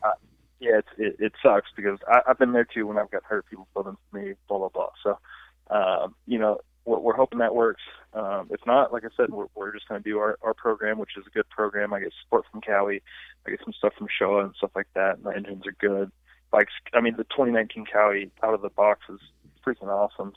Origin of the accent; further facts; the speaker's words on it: United States; I'm an American. I'm an American through and through